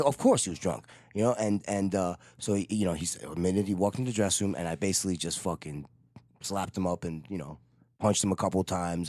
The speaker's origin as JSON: {"language": "English", "region": "New York", "country": "United States", "said": "I'm from New York"}